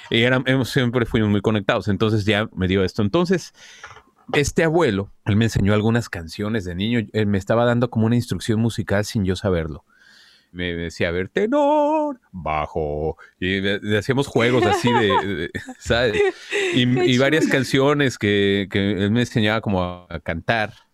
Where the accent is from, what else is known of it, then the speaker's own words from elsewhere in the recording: Mexico City, Mexico; Me crié en, eh, sí, en la Ciudad de México.